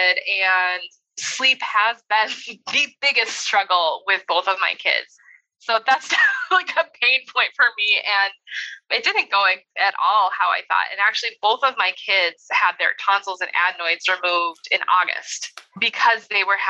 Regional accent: North Dakota, United States; now in Indiana, United States; I grew up in North Dakota

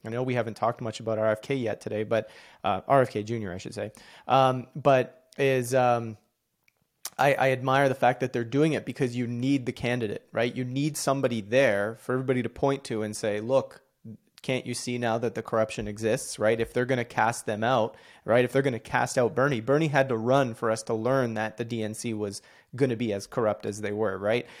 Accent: Canada; I'm Canadian

